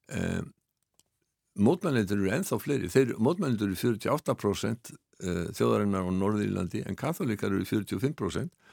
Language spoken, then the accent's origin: Icelandic; Iceland; við Íslendingar